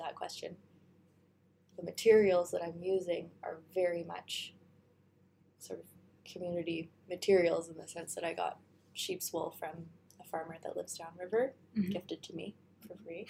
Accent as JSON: {"language": "English", "town": "Toronto", "region": "Ontario", "country": "Canada", "also_born_or_lived": "Halifax, Nova Scotia", "moved": "as an adult", "lives_now": "Dawson City, Canada", "said": "From the Big Smoke, Toronto"}